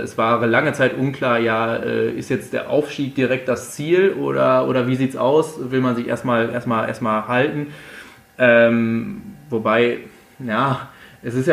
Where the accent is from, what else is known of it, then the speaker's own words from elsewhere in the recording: North Rhine-Westphalia, Germany; Dadurch, dass ich eigentlich gebürtig aus dem Sauerland komme, gibt es bei uns eigentlich da in der Heimat nur zwei Optionen, das ist entweder schwarz-gelb oder blau-weiß.